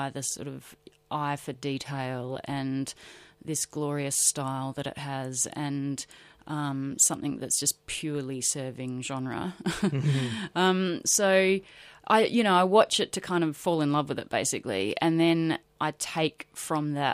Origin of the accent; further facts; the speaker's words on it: Adelaide, South Australia, Australia; also born or lived in Broken Hill, New South Wales; when I was growing up in Adelaide.